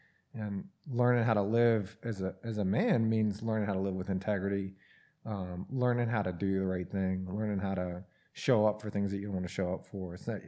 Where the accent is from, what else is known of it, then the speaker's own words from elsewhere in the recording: Atlanta, Georgia, United States; From Atlanta.